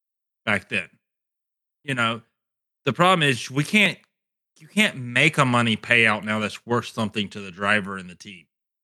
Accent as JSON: {"language": "English", "region": "Alabama", "country": "United States", "said": "And I'm from Alabama."}